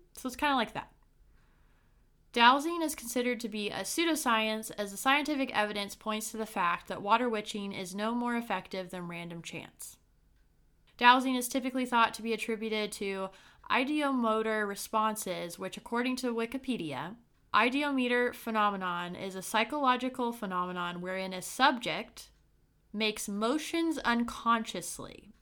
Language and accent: English; Brown County, Indiana, United States; from my small hometown, Brown County in Indiana